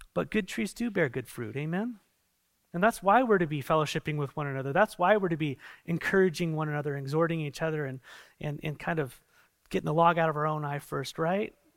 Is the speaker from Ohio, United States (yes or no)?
no; San Diego, California, United States; I come from San Diego, and there's a lot of sea